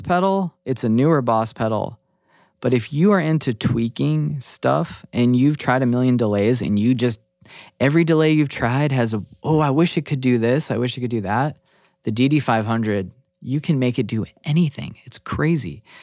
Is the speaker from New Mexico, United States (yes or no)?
yes; New Mexico, United States; now in Seattle, United States; I'm originally from New Mexico